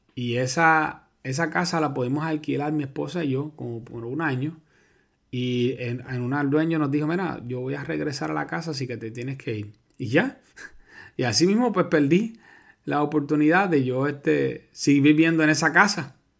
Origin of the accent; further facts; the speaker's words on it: Puerto Rico; los puertorriqueños somos ciudadanos americanos